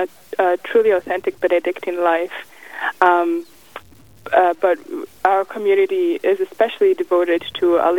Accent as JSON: {"language": "English", "country": "Kenya", "also_born_or_lived": "Massachusetts, United States", "moved": "yes", "lives_now": "Missouri, United States", "said": "originally I'm from Kenya, and then my family moved to Massachusetts in New England"}